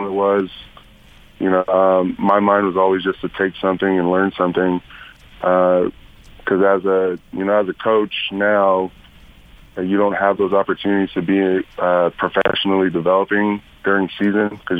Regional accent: Southern California, United States; growing up in Southern California and watching USC

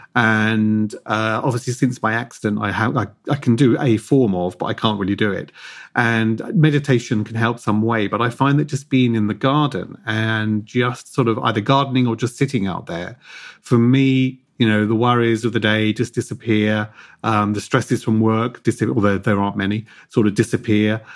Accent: Hove, South East England, United Kingdom; I grew up in Hove, just outside of Brighton, in an apartment.

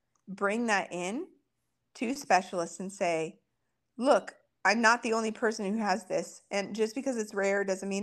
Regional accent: rural Montana, United States; I'm so far from anything in my hometown in rural Montana where I'm from

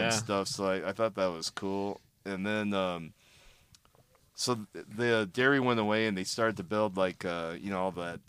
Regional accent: Gardena, California, United States; In Gardena, kind of by where the MotoIQ office is now. I mean, I probably grew up about three blocks away from there.

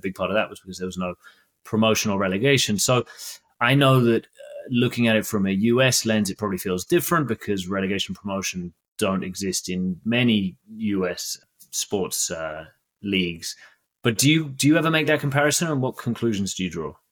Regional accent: United Kingdom; I'm British

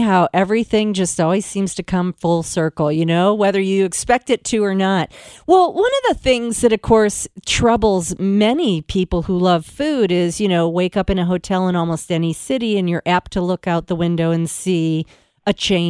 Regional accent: Michigan, United States; I'm from Michigan

